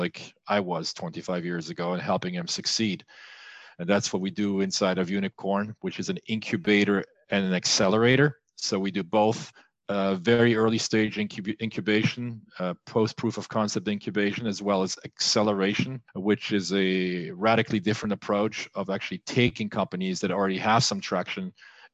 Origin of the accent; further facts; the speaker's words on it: Wissembourg, Grand Est, France; moved away as an adult; also born or lived in Los Angeles, United States; I was born and raised in France along the German border, alongside the German border. I was born in a hospital in Vissembourg, France